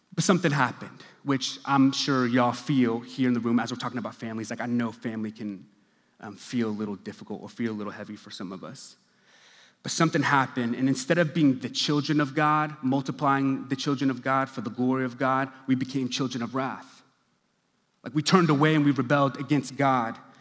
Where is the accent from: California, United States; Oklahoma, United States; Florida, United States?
Oklahoma, United States; Stillwater; now in Dallas, United States; I grew up in Stillwater, Oklahoma